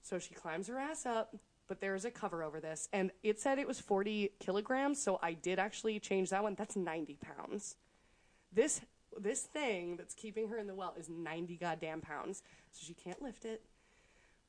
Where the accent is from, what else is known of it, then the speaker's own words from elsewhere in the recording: United States; we're American